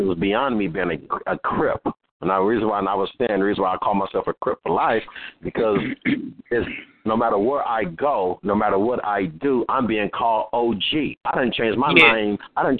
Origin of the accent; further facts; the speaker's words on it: Compton, California, United States; also born or lived in Watts; I'm from Los Angeles, California, born and raised in Compton, raised in Watts, all these different communities.